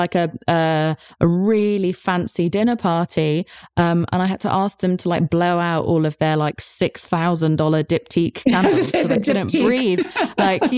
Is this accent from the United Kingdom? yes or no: yes; England, United Kingdom; I'm English